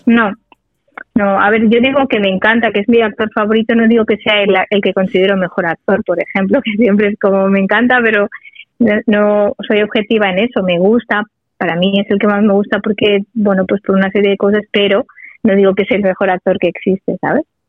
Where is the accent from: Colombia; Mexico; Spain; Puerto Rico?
Spain; Sabadell, Catalonia; los de Sabadell somos muy de Sabadell